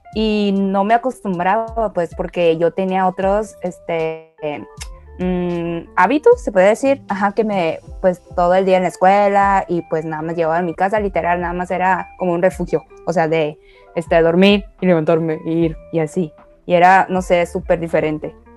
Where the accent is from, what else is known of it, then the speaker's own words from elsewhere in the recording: China; now in Mexico; yo nací en China, pero con la diferencia de que pues yo pasé toda mi primaria allá.